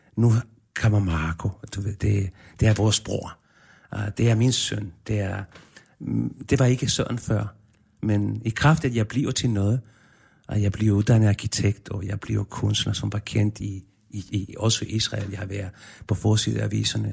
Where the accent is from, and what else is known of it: Chile; born or raised there; now in Denmark